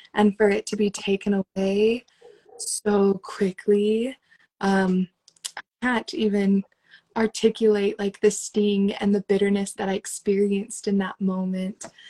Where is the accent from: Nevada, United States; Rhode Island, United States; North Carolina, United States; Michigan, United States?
Nevada, United States; Las Vegas; moved away as an adult; also born or lived in Utah / Guatemala; I was born and raised in Las Vegas